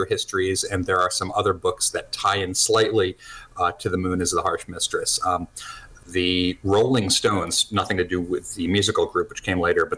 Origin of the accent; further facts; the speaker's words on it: New Jersey, United States; now in New Hampshire, United States; I'm an American. I grew up in New Jersey and bouncing around a few other states